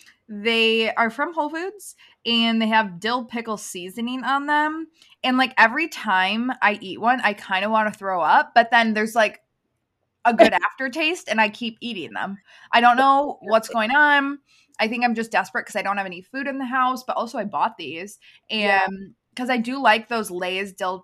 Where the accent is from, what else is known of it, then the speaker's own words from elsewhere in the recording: Chicago, Illinois, United States; accent: Chicago; I shook off my Chicago accent.